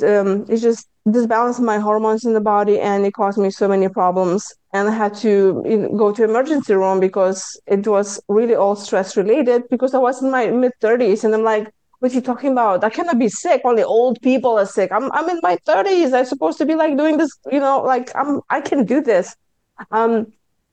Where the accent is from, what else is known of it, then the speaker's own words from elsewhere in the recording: Lithuania; accent: Lithuanian; English is a second language; moved away as an adult; now in United States; I speak with my Lithuanian accent because I came to US 23 years ago.